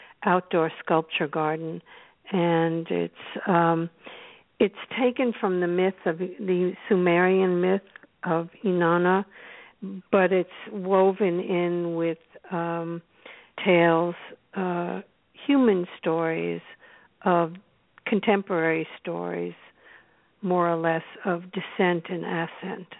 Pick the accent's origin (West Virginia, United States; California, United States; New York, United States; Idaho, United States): New York, United States; New York City; moved away as an adult; now in Los Angeles, United States; I started out around where you started out in New York City, and I really lived there for many years, for 40-something years, and then came out here in 1988